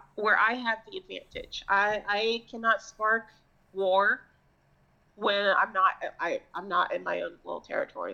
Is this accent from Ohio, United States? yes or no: no; Florida, United States; I'm also from Florida